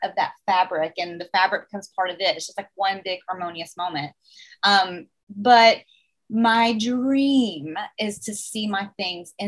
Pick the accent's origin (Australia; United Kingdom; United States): United States; the South, Alabama; accent: Southern; now in New York, United States; growing up in the South